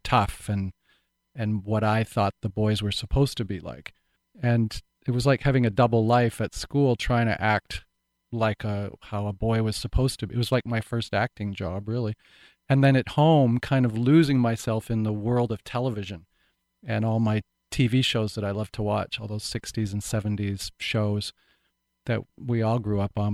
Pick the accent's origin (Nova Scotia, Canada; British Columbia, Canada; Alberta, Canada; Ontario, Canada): British Columbia, Canada; Vancouver Island; this little backwoodsy town where I grew up on Vancouver Island